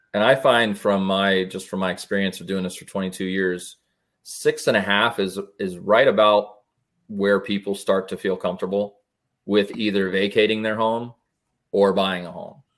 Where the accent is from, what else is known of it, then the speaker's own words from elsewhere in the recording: West Pasco, Florida, United States; now in Wesley Chapel, United States; I was born and raised over in West Pasco area